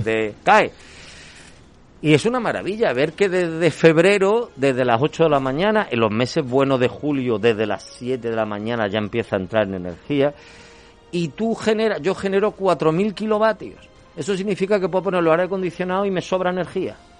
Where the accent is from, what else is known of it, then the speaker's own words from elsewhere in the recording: Andalusia, Spain; somos andaluces, hasta enero no pasamos frío, y menos en Sevilla